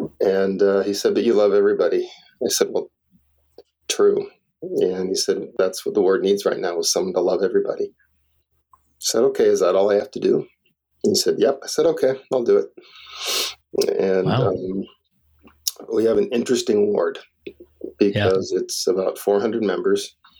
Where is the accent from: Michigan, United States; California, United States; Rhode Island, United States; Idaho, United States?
California, United States; now in Madison, United States; I was raised in Southern California.